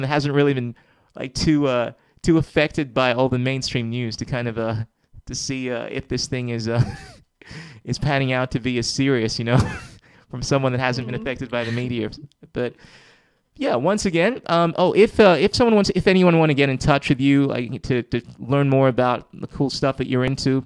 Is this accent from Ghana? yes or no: yes; Ghana; I come from Ghana, West Africa